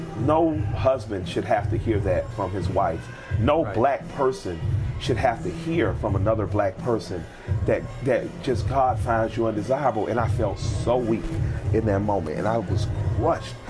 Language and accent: English; United States; As an American, born on American soil